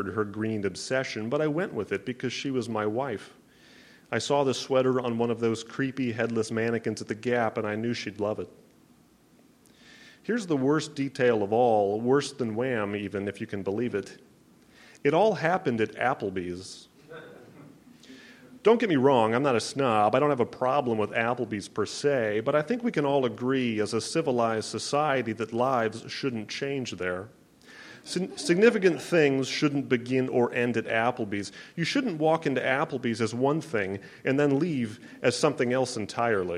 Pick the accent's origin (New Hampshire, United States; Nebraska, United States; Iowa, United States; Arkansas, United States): Nebraska, United States; Omaha; Speaking of Omaha, that's where I'm from. I'm from the Midwest.